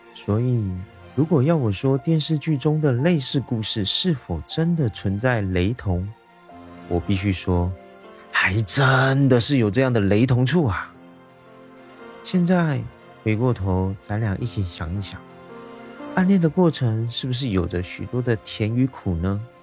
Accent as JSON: {"language": "Chinese", "country": "Taiwan", "said": "我是一位来自台湾的小哥哥"}